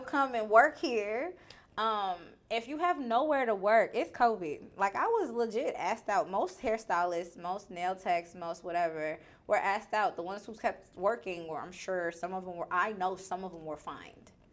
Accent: New York, United States; now in Houston, United States; I'm from New York

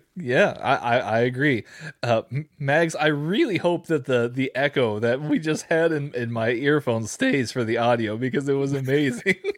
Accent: San Antonio, Texas, United States; I was born in San Antonio

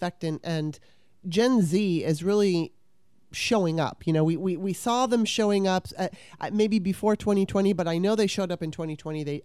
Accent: California, United States; when I was 9, my mom took me to California

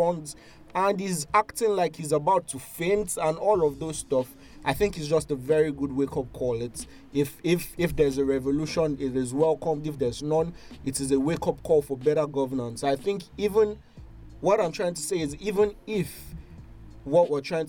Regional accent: Nigeria; I've never been more proud of being a Nigerian

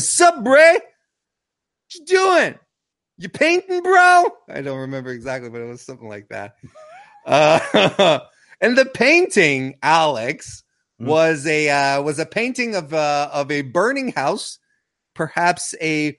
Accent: Quebec, Canada; I'm from French Canada as well

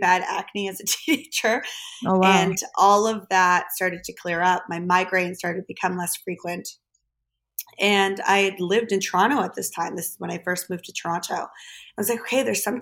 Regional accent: Germany; I grew up in Germany.

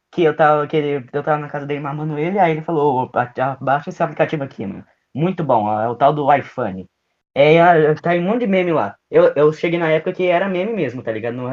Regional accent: Minas Gerais, Brazil; Eu, eu nasci em Minas Gerais, sou da terra do queijo, tá ligado?

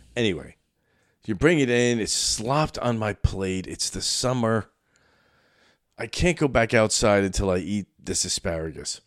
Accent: New York City, New York, United States; moved away; I grew up in Brooklyn

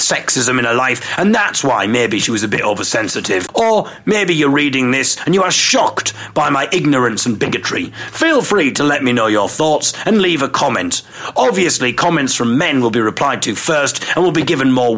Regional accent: Teesside, North East England, United Kingdom; we were from Teesside

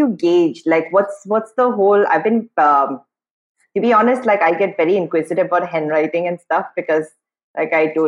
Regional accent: Guwahati, Assam, India; moved away as an adult; also born or lived in Imphal, Manipur; now in Mumbai, India; I grew up in Guwahati.

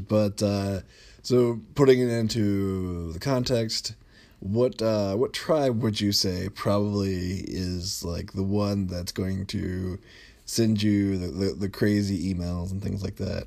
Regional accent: United States; I'm an American American living in the United States

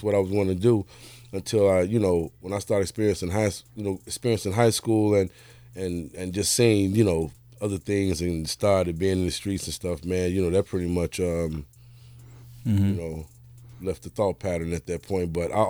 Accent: Chicago, Illinois, United States; born and raised in Chicago, you know. Born and started out on the east side, man, the Jeffrey Manor, you know what I'm saying, 1973. Moved to Inglewood in 84

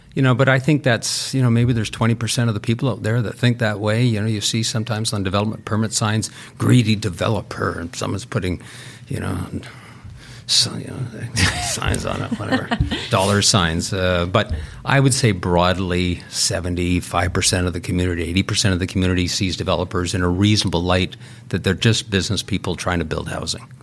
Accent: Vancouver, British Columbia, Canada; I grew up in Vancouver.

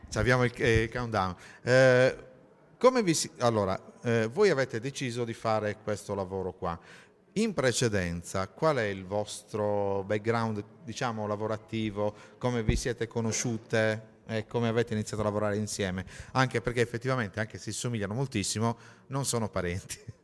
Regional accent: Sardinia, Italy; siamo sardi

